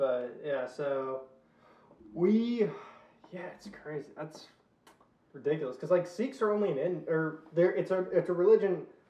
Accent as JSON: {"language": "English", "region": "Louisiana", "country": "United States", "accent": "Southern", "said": "I'm from Louisiana"}